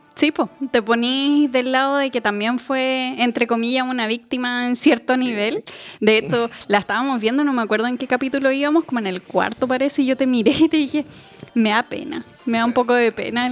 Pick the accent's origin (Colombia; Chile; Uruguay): Chile